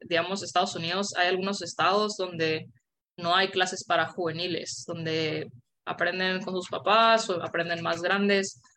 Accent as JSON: {"language": "Spanish", "country": "Guatemala", "moved": "yes", "said": "yo me fui de Guatemala antes de que, antes de que las terminaran y solo jugábamos en dos canchas todo el equipo"}